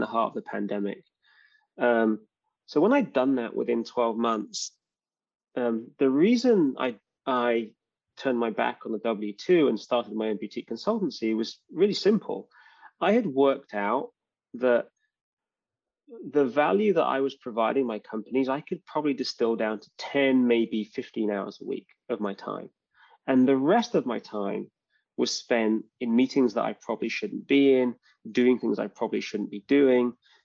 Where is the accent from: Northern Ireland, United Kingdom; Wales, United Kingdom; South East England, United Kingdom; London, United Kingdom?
London, United Kingdom; moved away as an adult; now in Bay Area, United States; I love London. It's like really my hometown